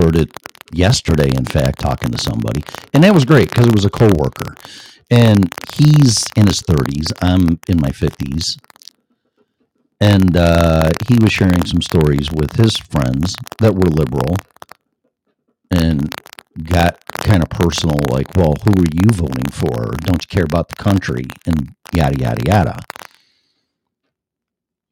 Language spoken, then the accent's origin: English; Illinois, United States; moved away as an adult; now in Colorado, United States; my home state of Illinois